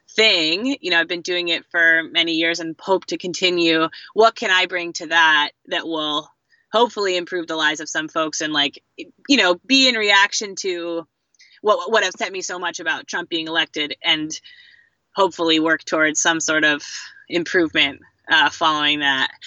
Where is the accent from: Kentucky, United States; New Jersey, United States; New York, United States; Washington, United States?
New York, United States; Fishers Island; also born or lived in southeastern Connecticut; I'm from New England, also actually, um, southeastern Connecticut. I grew up on um, Long Island Sound, uh, off the coast on Fisher's Island